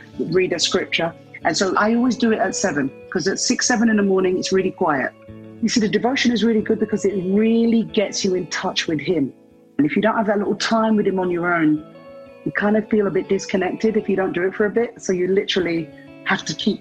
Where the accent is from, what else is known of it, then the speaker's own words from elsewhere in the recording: London, United Kingdom; I was born in London